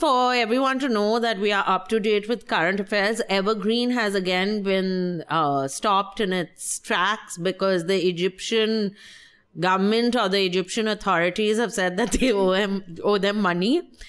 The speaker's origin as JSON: {"language": "English", "country": "India", "said": "I'm Indian."}